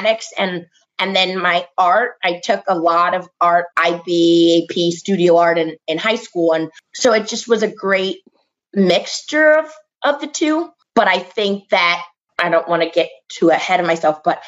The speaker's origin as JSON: {"language": "English", "region": "New Jersey", "country": "United States", "tie": "born or raised there", "moved": "as an adult", "said": "growing up in New Jersey"}